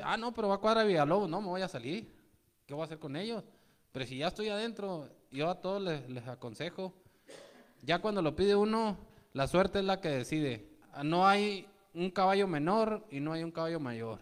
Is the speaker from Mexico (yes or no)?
yes; Mexico; traemos una tradición como mexicanos